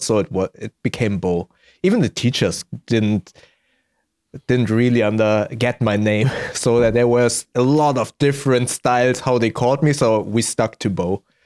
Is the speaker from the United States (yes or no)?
no; Germany; born and raised in Germany, but my parents are both from Indonesia